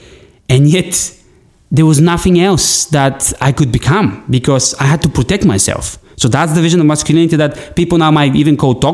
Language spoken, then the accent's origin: English; Bulgaria; my land, where I come from Bulgaria